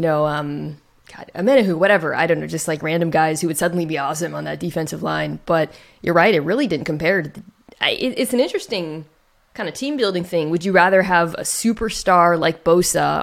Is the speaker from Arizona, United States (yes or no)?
yes; Gilbert, Arizona, United States; moved away; also born or lived in Phoenix; I'm from Gilbert, which is like a small town in the s, Southeast Valley